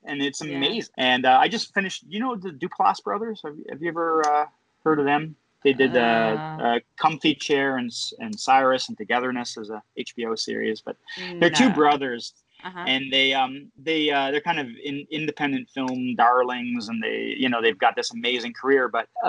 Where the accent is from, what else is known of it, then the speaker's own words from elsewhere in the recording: Canada; I'm Canadian, but like, you know, I live an hour away from the US border, and I spent most of my career down in, you know, Hollywood and stuff.